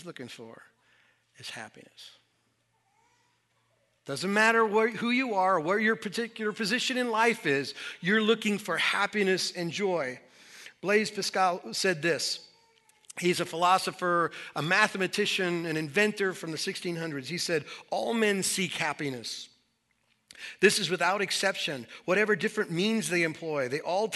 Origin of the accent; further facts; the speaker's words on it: Southwest, United States; When I was a kid, I grew up in the Southwest.